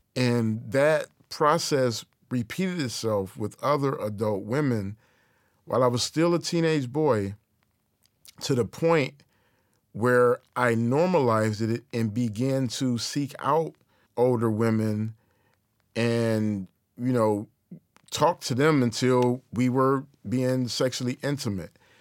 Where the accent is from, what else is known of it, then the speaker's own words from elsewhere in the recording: Detroit, Michigan, United States; native Detroit in my hometown